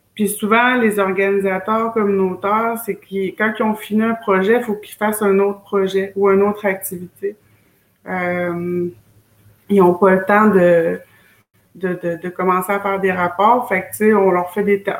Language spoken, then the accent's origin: French; Wendake, Quebec, Canada; moved away as an adult; also born or lived in Schefferville, Quebec; je viens de chez nous de Chefferville, Mes origines, c'est là. Euh, mais j'ai grandi beaucoup à Wendake